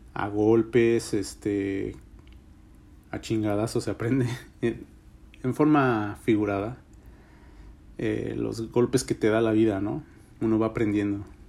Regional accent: Mexico; now in United States; en mi país, en México

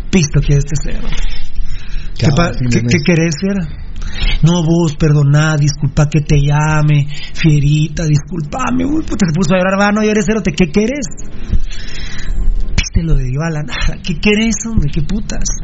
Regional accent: Guatemala; Yo nací en el potrero de Corona

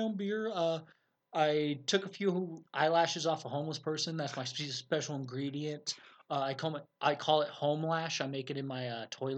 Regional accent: Colorado, United States; we're from Colorado

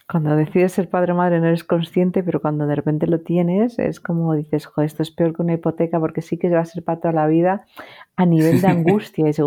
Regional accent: Madrid, Community of Madrid, Spain; born there; moved away as an adult; also born or lived in Ibiza; yo nací en Madrid, eh, pero a los 19 años me marché, estuve viviendo. Tengo 26 mudanzas

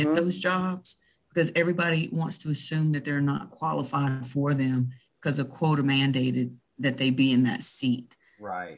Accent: the South, United States; accent: Southern; we're all from the South

